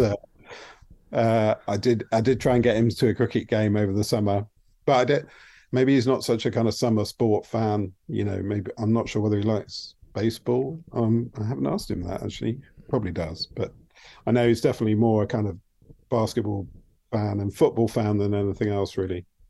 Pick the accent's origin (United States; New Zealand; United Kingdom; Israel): United Kingdom; I might not know so well as a Brit